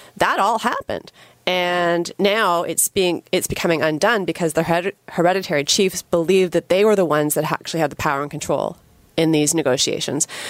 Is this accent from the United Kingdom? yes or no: no; Canada; as a Canadian